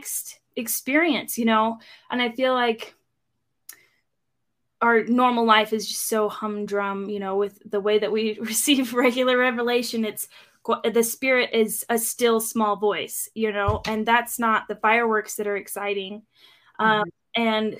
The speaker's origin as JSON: {"language": "English", "region": "Eastern Washington", "country": "United States", "tie": "born or raised there", "also_born_or_lived": "Phoenix / California", "said": "I grew up in Washington mostly. And we spent a year or two in Phoenix and in California, but mostly Washington, Eastern Washington."}